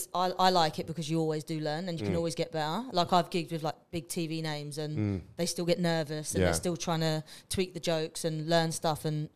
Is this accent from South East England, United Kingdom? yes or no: no; London, United Kingdom; accent: English; I'm a girl and I'm from London